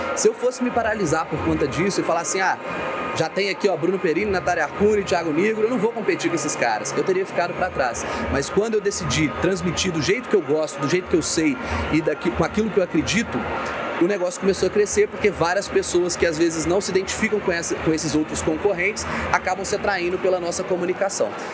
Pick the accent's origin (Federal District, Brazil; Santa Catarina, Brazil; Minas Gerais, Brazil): Minas Gerais, Brazil; Ubá; moved away as an adult; now in Juiz de Fora, Brazil; na minha cidade natal, eu sou de Ubá, Minas Gerais